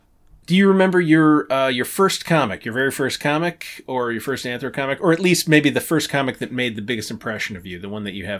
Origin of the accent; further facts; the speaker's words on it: Canada; I'm very Canadian.